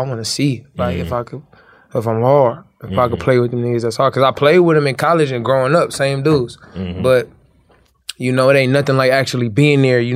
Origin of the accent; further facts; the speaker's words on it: Compton, California, United States; moved away; I'm from Compton